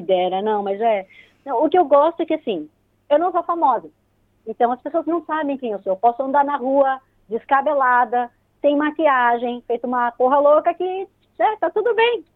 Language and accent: Portuguese; São Paulo, Brazil; moved away as an adult; now in New Zealand; eu nasci em São Paulo, sou paulista mesmo, daquela ferrenha que frequentava bastante a Avenida Paulista.